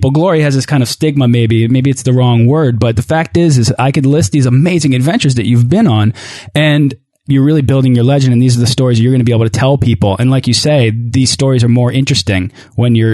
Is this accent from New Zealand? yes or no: no; England, United Kingdom; I'm an Englishman.